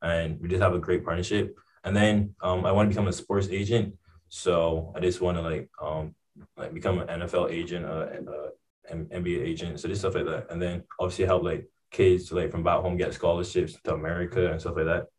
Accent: Barbados; my parents thought it was a good idea, since I live on an island, it was a basic life skill to know how to swim.

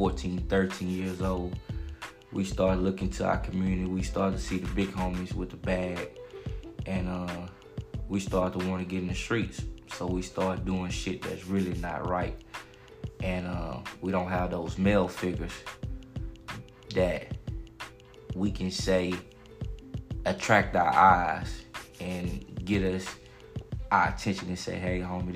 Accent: Houston, Texas, United States; I'm from South Park, Houston, Texas, St. Lo.

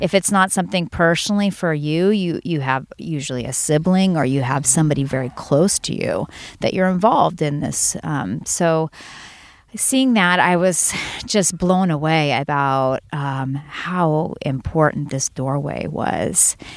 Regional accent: Santa Cruz, California, United States; I'm from Santa Cruz

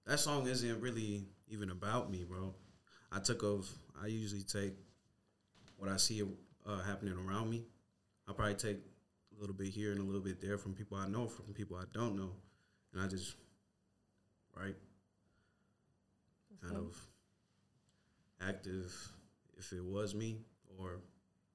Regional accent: Federal Way, Washington, United States; also born or lived in Marshall Islands; I was born and raised here in Federal Way.

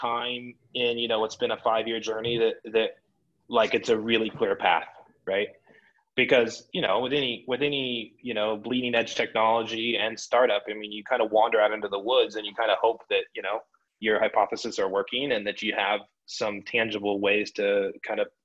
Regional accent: Boulder, Colorado, United States; moved away; I grew up in Boulder

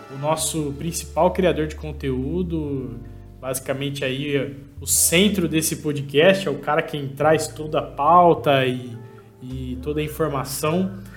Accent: Ribeirão Preto, São Paulo, Brazil; Sou de Ribeirão Preto

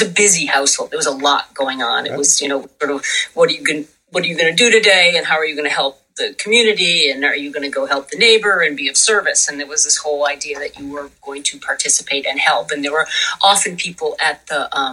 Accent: Buffalo, New York, United States; I grew up in Buffalo, New York

